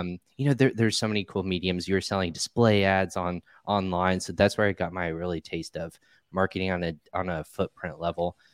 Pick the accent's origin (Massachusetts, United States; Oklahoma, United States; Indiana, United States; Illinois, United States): Indiana, United States; moved away as an adult; also born or lived in Richmond, Virginia; I grew up in the Midwest here in Indiana. I'm actually back here now